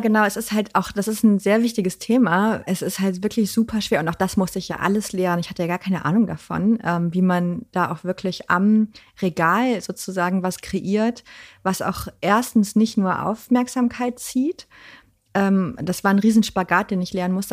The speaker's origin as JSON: {"language": "German", "town": "Cologne", "region": "North Rhine-Westphalia", "country": "Germany", "moved": "as an adult", "lives_now": "Hamburg, Germany", "said": "ich komme ja aus Köln eigentlich, aber ich bin jetzt seit über zehn Jahren hier"}